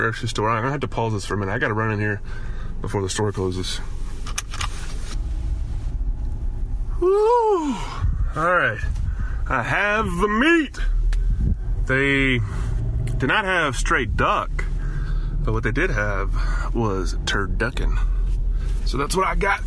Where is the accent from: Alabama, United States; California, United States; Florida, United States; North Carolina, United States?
Alabama, United States; now in Miami, United States; growing up in Alabama